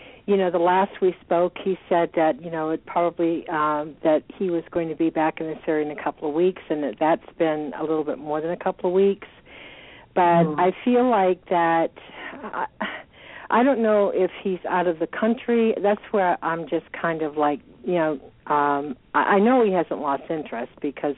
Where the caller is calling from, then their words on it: Georgia, United States; I'm calling from Georgia.